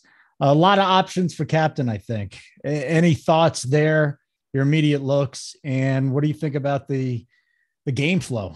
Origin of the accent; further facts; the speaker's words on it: Denver, Colorado, United States; my hometown of Denver, Colorado.